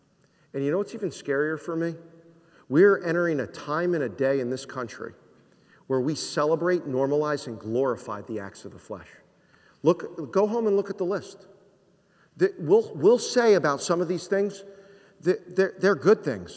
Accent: New Jersey, United States; moved away; I'm from New Jersey

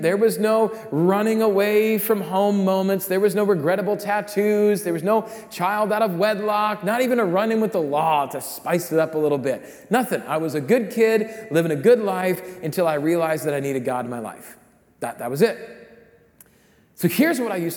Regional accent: Rapid City, South Dakota, United States; I grew up in Rapid City, South Dakota

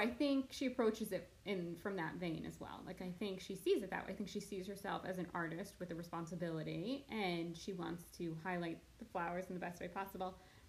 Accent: United States; Oh, well, I'm American

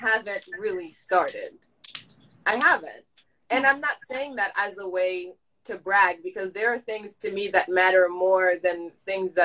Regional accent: Haiti; moved away; I'm Haitian all the way. And I'm not saying that just because, but the Compa I listened to back when I was growing up in Haiti

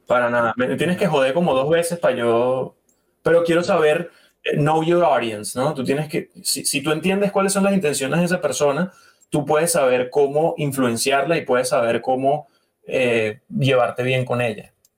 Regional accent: Venezuela; moved away; yo vengo de Venezuela

